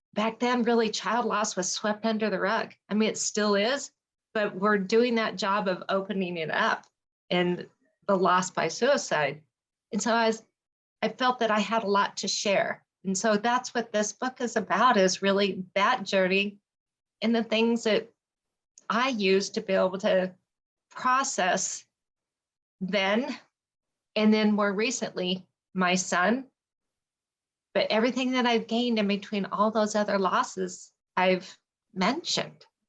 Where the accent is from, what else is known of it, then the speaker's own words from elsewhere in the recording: Colorado, United States; I am a Colorado native